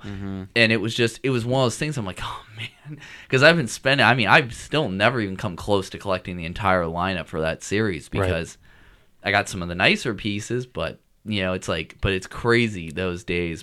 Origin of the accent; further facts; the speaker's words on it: Washington, United States; when I grew up in Washington